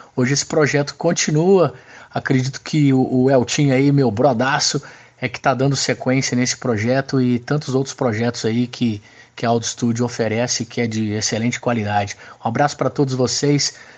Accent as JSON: {"language": "Portuguese", "region": "Minas Gerais", "country": "Brazil", "said": "sou de Minas Gerais"}